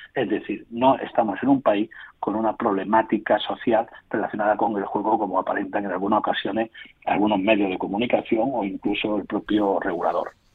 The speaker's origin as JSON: {"language": "Spanish", "town": "Córdoba", "region": "Andalusia", "country": "Spain", "said": "soy cordobés, licenciado en Derecho"}